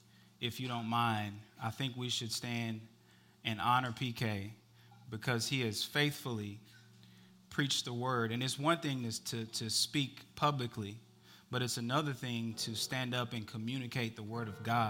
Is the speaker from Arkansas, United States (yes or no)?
no; Dallas, Texas, United States; moved away as an adult; now in Georgia, United States; We moved here from Dallas, Texas in October. We have never lived anywhere but Dallas